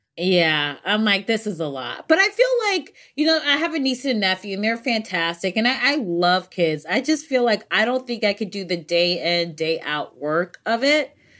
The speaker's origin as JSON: {"language": "English", "country": "United States", "said": "my Americanness"}